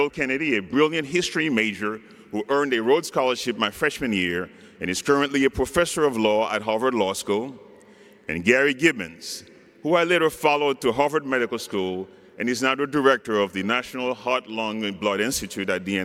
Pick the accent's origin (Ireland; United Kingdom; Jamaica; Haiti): Haiti; now in United States; this unworthy, imperfect vessel from the backwoods of Haiti